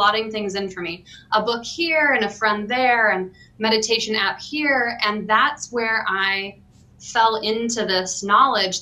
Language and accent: English; Salt Lake City, Utah, United States; moved away as an adult; also born or lived in Seattle, Washington / central Wisconsin; now in Wausau, United States; I grew up in Utah, Salt Lake City.